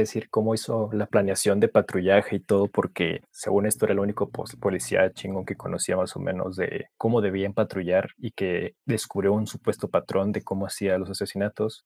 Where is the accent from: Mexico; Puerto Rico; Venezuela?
Mexico; como mexicanos siempre le vamos a correr a la autoridad